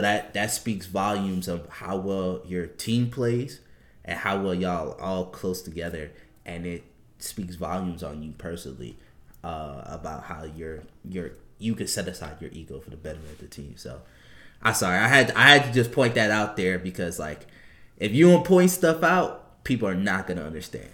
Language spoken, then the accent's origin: English; New Orleans, Louisiana, United States; moved away; I'm originally from New Orleans